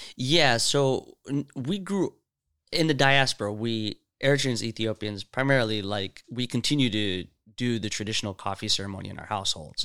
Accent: Seattle, Washington, United States; also born or lived in Saudi Arabia; I grew up here. I came here when I was six.

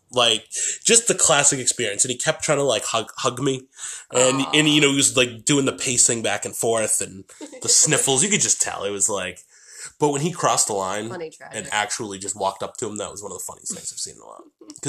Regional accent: Boston, Massachusetts, United States; because I'm from Boston where you get, you know, bowled over if you were stopping and taking a picture

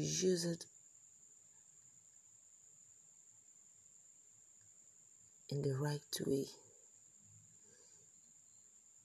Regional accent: Nigeria; I'm a Nigerian

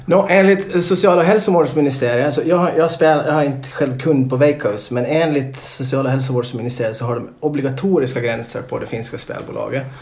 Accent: Åland Islands; när jag växte upp på Åland

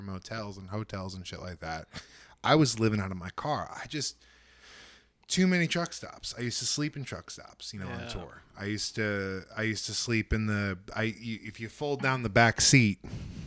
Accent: New Jersey, United States; moved away; I'm from New Jersey

